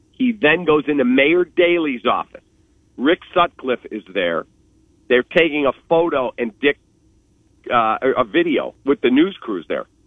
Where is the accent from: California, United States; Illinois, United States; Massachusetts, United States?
Illinois, United States; Skokie; I grew up in Skokie, Illinois.